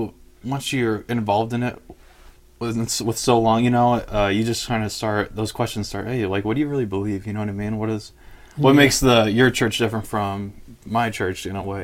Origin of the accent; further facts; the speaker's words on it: Mesa, Arizona, United States; I was born in Mesa, Arizona.